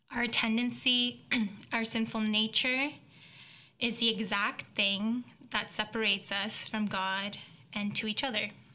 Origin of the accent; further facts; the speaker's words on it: Belleville, Ontario, Canada; moved away; also born or lived in Hamilton, Canada; I grew up in a small town called Belleville